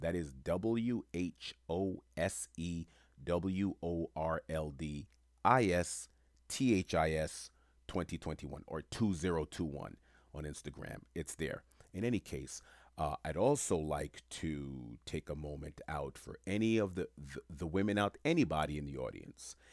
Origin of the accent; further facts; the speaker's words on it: New York City, New York, United States; growing up in Queens, New York when I did